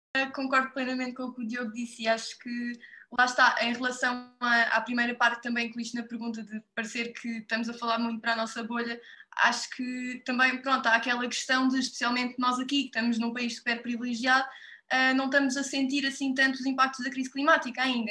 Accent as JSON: {"language": "Portuguese", "town": "Odemira", "region": "Alentejo", "country": "Portugal", "tie": "born or raised there", "said": "eu sou de Odmira, na Costa Vicentina, e desde sempre que também cresci numa casa"}